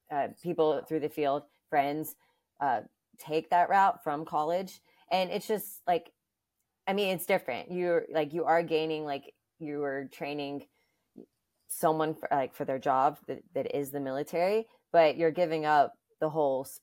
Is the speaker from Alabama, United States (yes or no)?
yes; Alabama, United States; now in New York, United States; first of all, I'm from the South, so just location wise alone, being in New York, I never thought like I would be here this long.